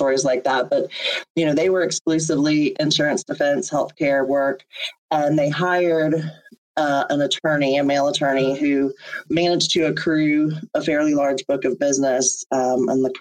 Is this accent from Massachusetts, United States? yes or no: no; Panama City, Florida, United States; now in St. Petersburg, United States; I come from the Panhandle, from Panama City, and the landscape is very similar here in St. Pete to my hometown